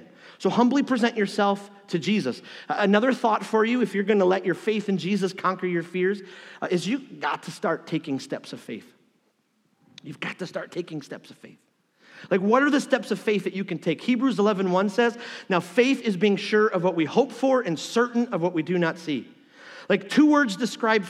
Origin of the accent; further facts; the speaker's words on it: Detroit, Michigan, United States; moved away; I'm from Detroit